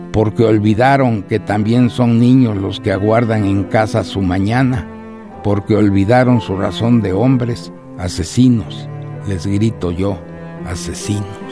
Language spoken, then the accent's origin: Spanish; Mexico; mi país